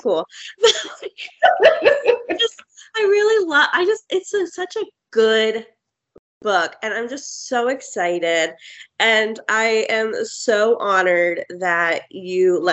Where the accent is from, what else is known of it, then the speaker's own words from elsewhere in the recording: Florida, United States; We're both from Florida